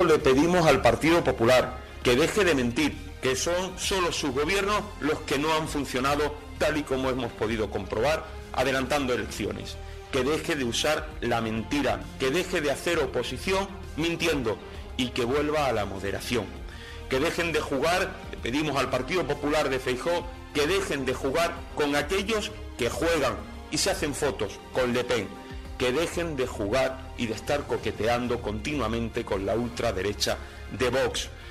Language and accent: Spanish; Andalusia, Spain; yo como española y como andaluza